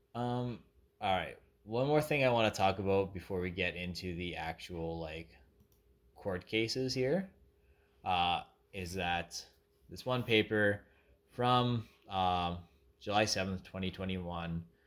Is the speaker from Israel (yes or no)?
no; Canada; Being a Canadian, who knows nothing about America